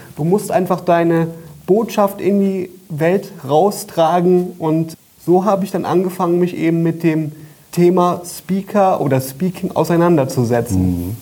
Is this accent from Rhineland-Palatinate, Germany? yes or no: yes; Koblenz, Rhineland-Palatinate, Germany; Büroräume in Koblenz, wo wir sitzen, wo ich herkomme